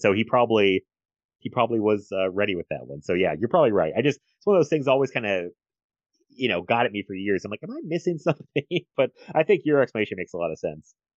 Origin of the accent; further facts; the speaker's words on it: United States; as an American